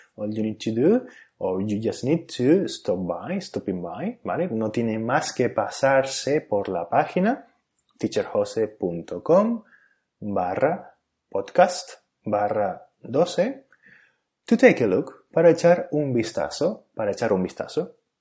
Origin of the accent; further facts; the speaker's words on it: Canary Islands, Spain; first language Spanish; el país y la región de donde soy, es decir, España y Canarias, respectivamente